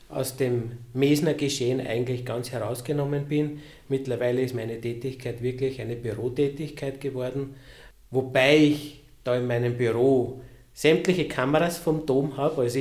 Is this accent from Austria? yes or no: yes; Lower Austria, Austria; born there; ich bin ja gebürtiger Niederösterreicher